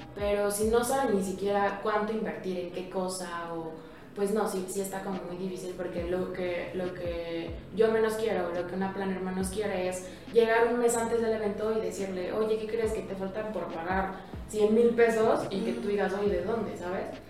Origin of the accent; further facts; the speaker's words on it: Mexico; nosotros como mexicanos